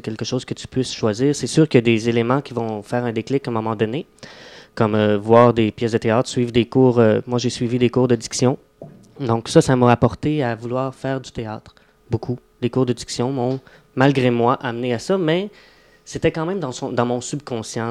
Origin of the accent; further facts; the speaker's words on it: Mont-Tremblant, Quebec, Canada; je viens d'un petit bled où c'était pas tellement théâtral ou artistique. Donc, je viens de, du coin du Mont-Tremblant, Saint-Jevite.